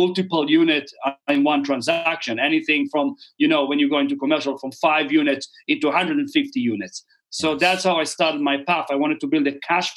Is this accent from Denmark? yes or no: no; Israel; moved away as an adult; now in New Zealand; I was born and raised in Israel.